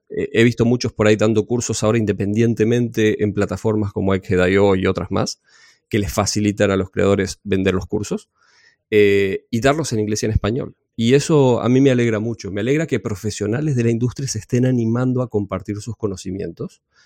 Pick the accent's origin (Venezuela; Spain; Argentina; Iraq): Argentina; also born or lived in Necochea, Buenos Aires Province; yo soy de Argentina. Vivo en una ciudad de la costa que se llama Necochea